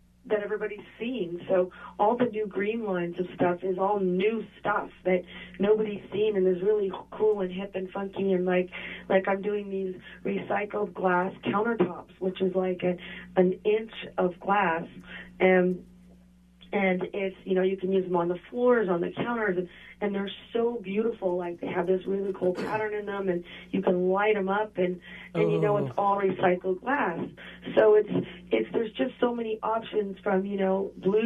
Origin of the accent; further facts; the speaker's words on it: Dallas, Texas, United States; In Dallas.